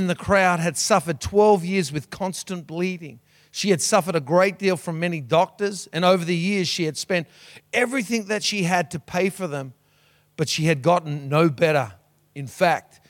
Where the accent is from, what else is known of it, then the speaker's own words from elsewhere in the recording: Sydney, New South Wales, Australia; moved away as an adult; now in Cairns, Australia; I grew up in Sydney all my life